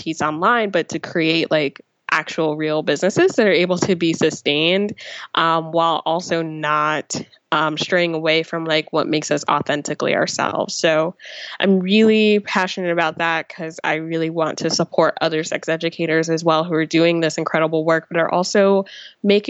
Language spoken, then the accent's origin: English; New Jersey, United States; I grew up in New Jersey